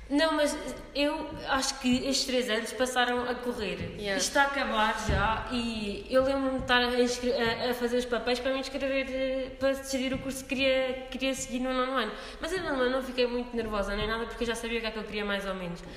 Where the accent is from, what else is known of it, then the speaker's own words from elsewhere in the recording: Gouveia, Guarda, Portugal; quando eu vim de Gouveia era só pessoas de Coimbra, não conhecia ninguém, né?